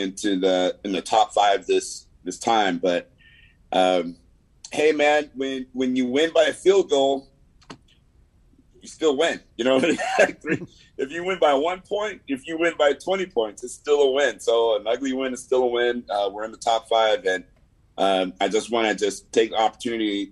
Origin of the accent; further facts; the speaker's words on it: the Valley, California, United States; accent: Valley; I have this accent that, you know, maybe you're like, hey, man, he doesn't sound black all the time. Like, well, that comes from the Valley